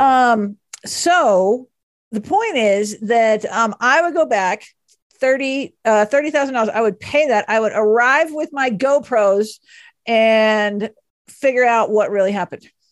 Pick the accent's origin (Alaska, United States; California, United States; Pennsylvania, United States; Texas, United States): Texas, United States; Dallas; moved away; I grew up in Dallas and the family is still there